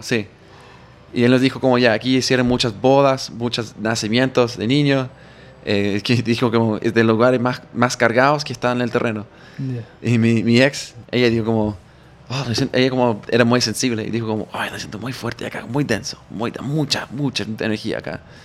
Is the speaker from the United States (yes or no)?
yes; near Gettysburg, Pennsylvania, United States; Spanish is a second language; moved away as an adult; now in Chile; Gettysburg es increíblemente, al lado de mi, bueno, mi ciudad de nacimiento